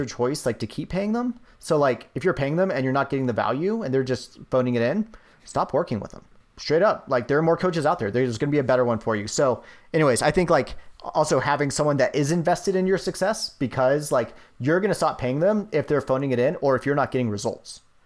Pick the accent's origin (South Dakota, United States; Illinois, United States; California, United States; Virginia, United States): Virginia, United States; moved away; when I lived in, when I gr-, was growing up in Virginia